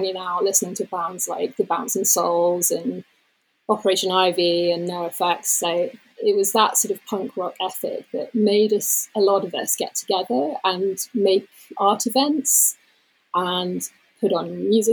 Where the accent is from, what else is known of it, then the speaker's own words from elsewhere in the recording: London, United Kingdom; moved away as an adult; now in Somerset, United Kingdom; I was born in London, and then we moved to, it's pretty much still London, but it was kind of the suburban area outside of it